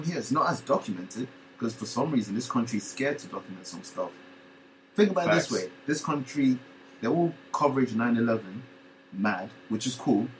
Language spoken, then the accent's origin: English; Bronx, New York, United States; Shut up. I'm from the Bronx, man.